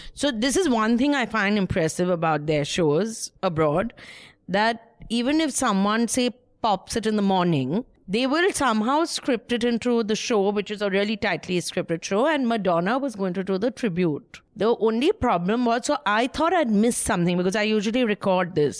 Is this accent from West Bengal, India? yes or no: yes; Kolkata, West Bengal, India; I'm from small town, Calcutta